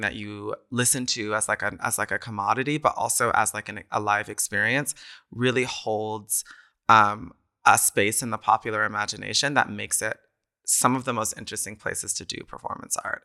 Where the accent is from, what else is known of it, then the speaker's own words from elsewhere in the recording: College Station, Texas, United States; moved away as an adult; also born or lived in New York; now in Berlin, Germany; I was in my hometown in College Station, Texas